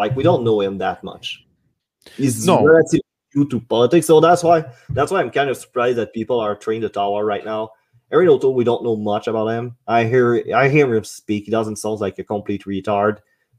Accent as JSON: {"language": "English", "region": "Quebec", "country": "Canada", "accent": "French Quebecer", "first_language": "French", "second_language": "English"}